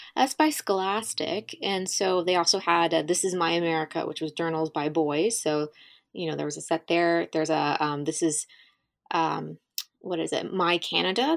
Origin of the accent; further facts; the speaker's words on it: Southern Ohio, United States; moved away as an adult; also born or lived in Kentucky / Virginia / the South; growing up in a small place